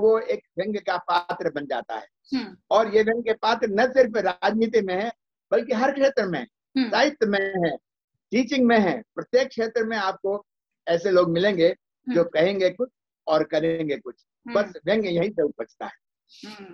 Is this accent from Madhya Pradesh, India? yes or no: yes; Harda, Madhya Pradesh, India; मुझे मेरे पिताजी ने अपने गांव से तीस मील दूर एक हरदा जगह है वहां पढ़ने के लिए भेजा